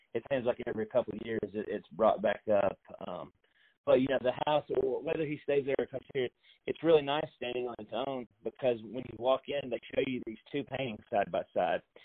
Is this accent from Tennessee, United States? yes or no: yes; hometown of President Polk, Tennessee, United States; I am proud that he lives in my hometown